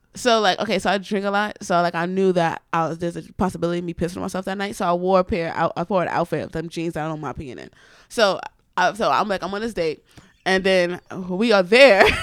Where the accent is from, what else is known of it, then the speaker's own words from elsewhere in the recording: New York City, New York, United States; I grew up in the Bronx, but my family's from Florence, South Carolina.